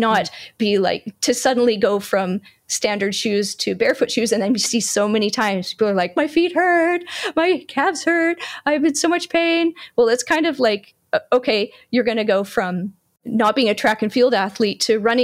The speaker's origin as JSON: {"language": "English", "country": "Canada", "tie": "born or raised there", "said": "being a Canadian born and raised, I'm cold hardy"}